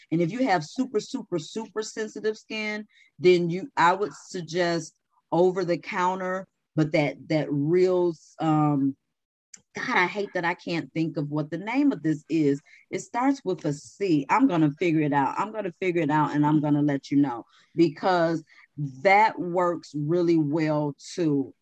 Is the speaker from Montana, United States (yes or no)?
no; Chicago, Illinois, United States; moved away; I was from Chicago, so you know it's bit bitingly cold.